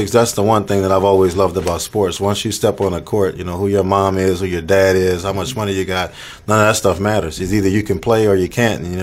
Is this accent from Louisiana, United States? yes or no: yes; New Orleans, Louisiana, United States; You know, I was born and raised in New Orleans, Louisiana.